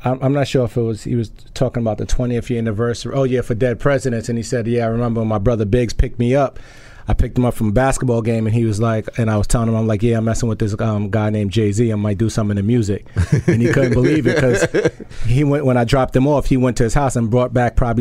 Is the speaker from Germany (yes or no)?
no; U.S. Virgin Islands; moved away; also born or lived in Harlem, New York; I'm from St. Thomas